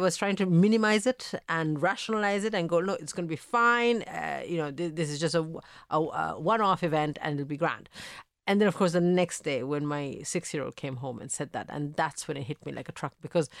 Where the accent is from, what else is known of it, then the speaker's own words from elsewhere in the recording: Italy; I am I grew up in Italy. I was born mm-hmm. in Italy to Sri Lankan parents. So I had this experience of already growing up in a country that sadly now has a lot of racial attacks.